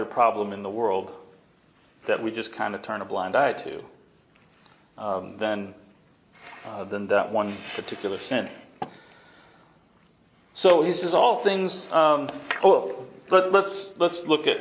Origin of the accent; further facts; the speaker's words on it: the East, United States; moved away; I grew up in the East